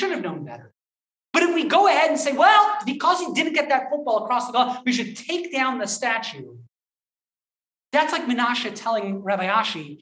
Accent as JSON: {"language": "English", "region": "Southern Maryland", "country": "United States", "tie": "born or raised there", "said": "I grew up in Southern Maryland."}